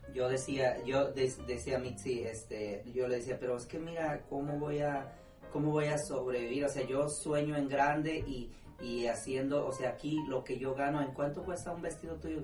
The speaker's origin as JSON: {"language": "Spanish", "town": "Lázaro Cárdenas", "region": "Michoacán", "country": "Mexico", "moved": "as an adult", "lives_now": "Houston, United States", "said": "soy de las Cárdenas, Michoacán"}